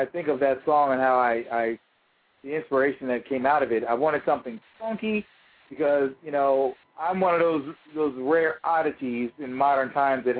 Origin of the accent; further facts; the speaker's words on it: York, Pennsylvania, United States; moved away as an adult; also born or lived in New England; the home where I grew up in York, Pennsylvania.